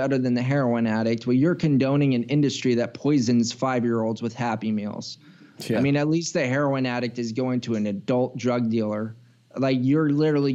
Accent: United States; being an American

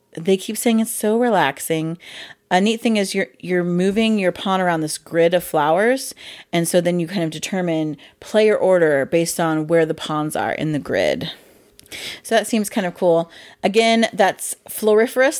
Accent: Midwest, United States; I'm from the Midwest

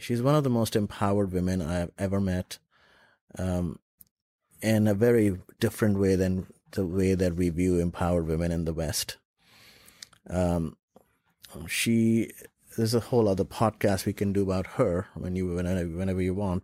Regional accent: Lucknow, Uttar Pradesh, India; also born or lived in Dubai; now in United States; I was in Lucknow, my hometown, with my mom

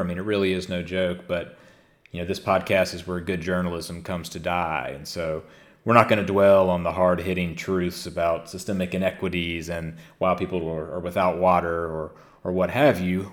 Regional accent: the Mississippi Delta, United States; growing up in the Delta, as I did as a, as a younger child

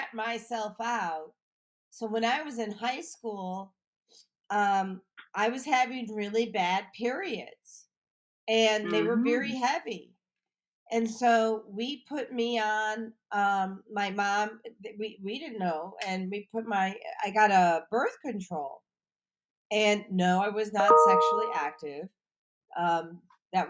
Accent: Highland Park, Illinois, United States; I grew up in Highland Park

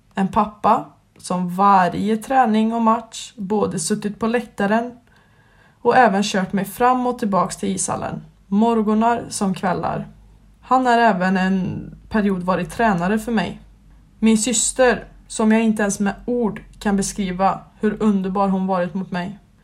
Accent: Skövde, Västra Götaland, Sweden; Jag är uppväxt i Skövde och har även bott där i hela mitt liv

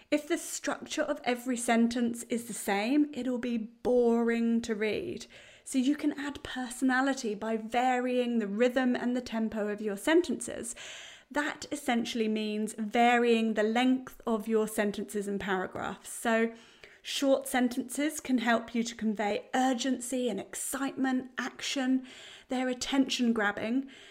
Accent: United Kingdom; now in New Zealand; being British

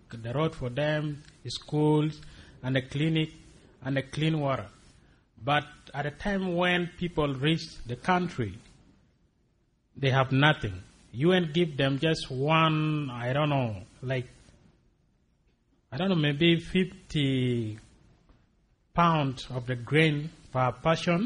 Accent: Acholi, Northern Region, Uganda; I'm from Acholi. Also, it is my area

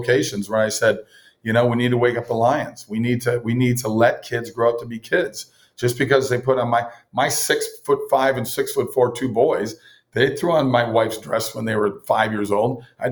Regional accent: Minnesota, United States; I grew up in Minnesota, typical Scandinavian Norwegian, second generation Norwegian

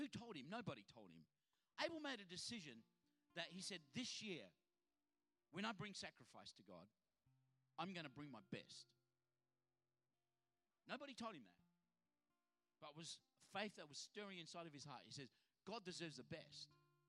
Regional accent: Adelaide, South Australia, Australia; now in Sydney, Australia; Because I come from Adelaide that there's, you know, a million stop signs, but, you know, three people in the whole town.

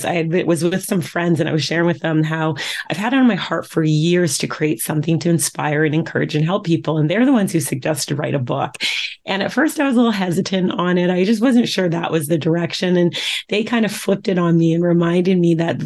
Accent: Vancouver, British Columbia, Canada; I grew up in Vancouver, Canada

